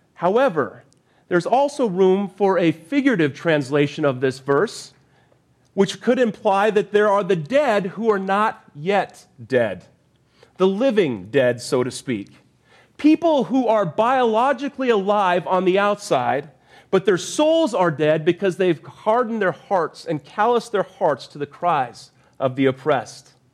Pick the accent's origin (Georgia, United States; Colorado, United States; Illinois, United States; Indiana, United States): Colorado, United States; Arvada; moved away as an adult; now in Durham, United States; I grew up in Arvada, Colorado for a vast majority of my life.